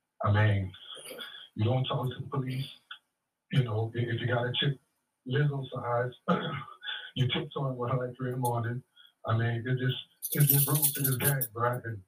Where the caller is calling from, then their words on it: Grand Prairie, Texas, United States; Yeah, … from Grand Prairie.